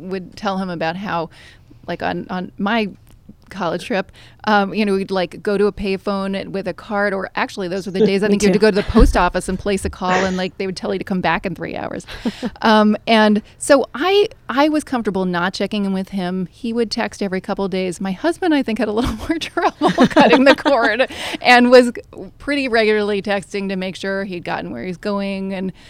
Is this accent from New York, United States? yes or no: yes; Manhattan, New York, United States; I grew up with an overriding sense of FOMO because I grew up here in Manhattan, fairly privileged environment